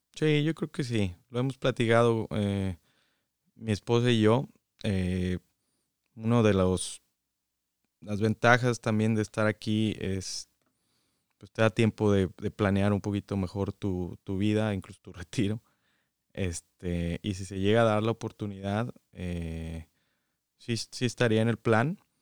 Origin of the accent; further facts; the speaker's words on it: San Luis Potosí, Mexico; moved away as an adult; also born or lived in Guadalajara, Mexico; now in Michigan, United States; Nacido en Guadalajara eh, y ahí viví únicamente cinco años. Todo el resto de mi vida viví en San Luis Potosí